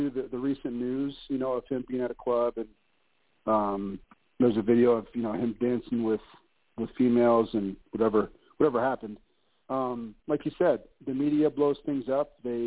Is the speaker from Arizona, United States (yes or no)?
no; Ashville, Ohio, United States; Urban Meyer is actually from the same town in Ohio that I'm from. So we're both from Asheville